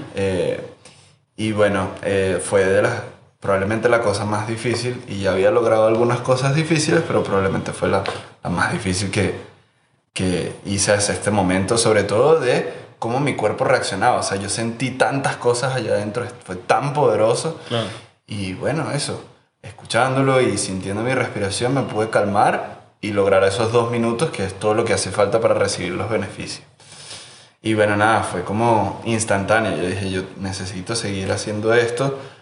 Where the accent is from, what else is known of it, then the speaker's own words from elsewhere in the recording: Margarita Island, Nueva Esparta, Venezuela; Yo me crié en Margarita